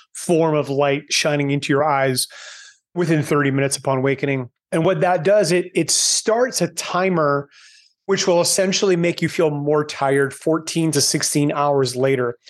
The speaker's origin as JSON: {"language": "English", "country": "Canada", "tie": "born or raised there", "moved": "as an adult", "lives_now": "Panama", "said": "growing up in Canada"}